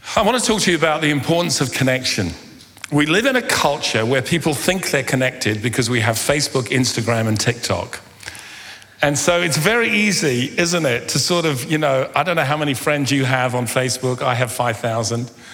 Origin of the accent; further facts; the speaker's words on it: London, United Kingdom; I was born and grew up in London